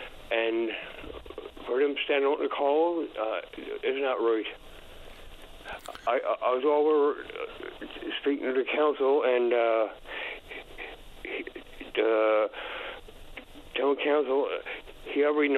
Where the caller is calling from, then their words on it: Bell Island, Newfoundland and Labrador, Canada; I'm calling from Belong